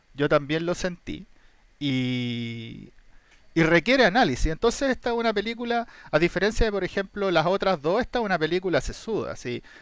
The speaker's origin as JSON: {"language": "Spanish", "country": "Chile", "said": "somos chilenos"}